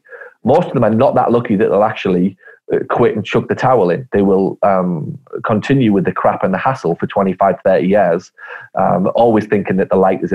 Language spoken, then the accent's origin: English; Ireland; …, as in cough with a G. I'm Irish. It's an Irish name. My family are half Irish. So it's a very traditional Irish family background that I come from originally.